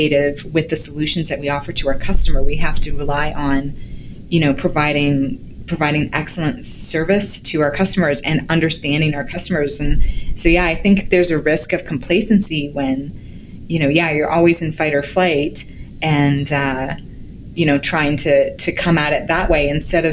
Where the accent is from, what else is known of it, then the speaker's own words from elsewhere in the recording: Canada; as a Canadian